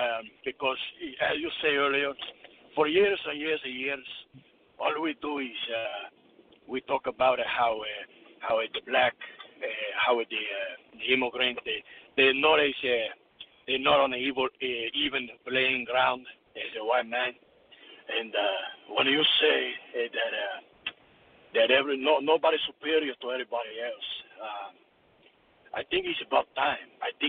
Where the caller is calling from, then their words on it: Connecticut, United States; I'm calling from Connecticut.